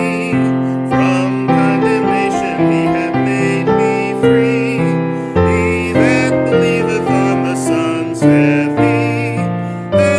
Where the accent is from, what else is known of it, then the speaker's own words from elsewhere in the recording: Colorado, United States; growing up in Colorado, they would talk about zephyrs